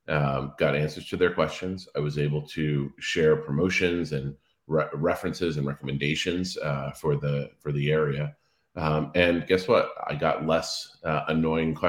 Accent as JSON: {"language": "English", "area": "Cape Cod", "region": "Massachusetts", "country": "United States", "tie": "born or raised there", "also_born_or_lived": "Washington, D.C.", "moved": "yes", "said": "I grew up on Cape Cod"}